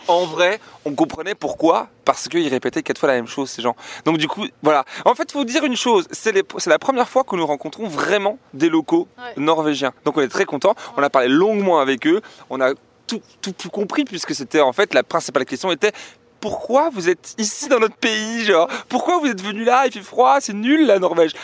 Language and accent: French; France; on vient de France